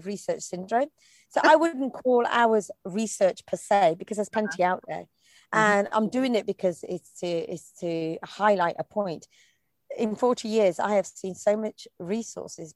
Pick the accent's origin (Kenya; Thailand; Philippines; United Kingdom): United Kingdom; also born or lived in Coventry; I grew up in Britain. In Coventry, actually, till I was 7.